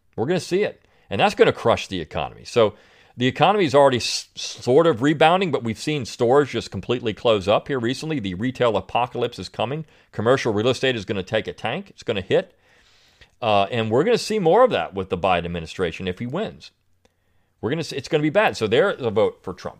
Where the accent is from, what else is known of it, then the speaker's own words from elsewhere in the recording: Delaware, United States; I grew up in Delaware